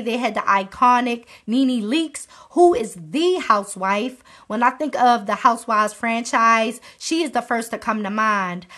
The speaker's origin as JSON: {"language": "English", "region": "Maryland", "country": "United States", "tie": "born or raised there", "said": "my home state of Maryland"}